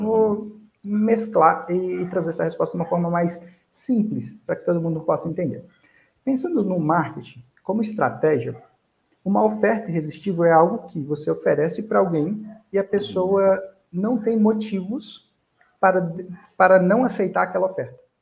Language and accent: Portuguese; Armação dos Búzios, Rio de Janeiro, Brazil; also born or lived in Goiânia; Eu nasci em Goiânia, mas cresci, passei toda a minha vida praticamente em Búzios, no Rio de Janeiro